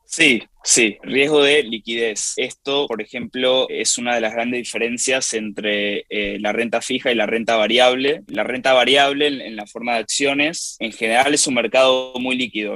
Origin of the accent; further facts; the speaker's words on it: Argentina; now in New York, United States; en mi país de nacimiento, Argentina